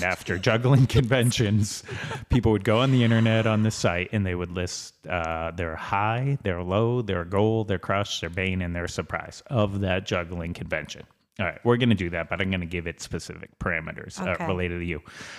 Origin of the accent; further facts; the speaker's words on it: Boston, Massachusetts, United States; I grew up in Southie.